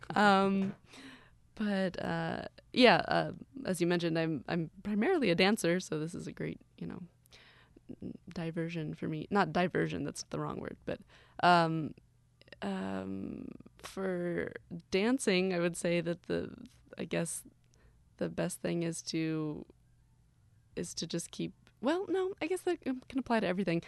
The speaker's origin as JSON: {"language": "English", "town": "Gainesville", "region": "Florida", "country": "United States", "tie": "born or raised there", "moved": "yes", "lives_now": "Orlando, United States", "said": "I grew up actually doing summer camps at the Hippodrome"}